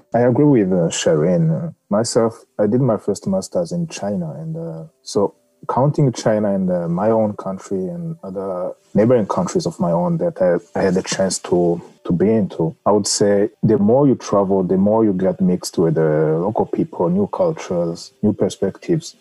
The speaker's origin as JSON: {"language": "English", "country": "Rwanda", "moved": "yes", "lives_now": "Newfoundland, Canada", "said": "I'm from Rwanda."}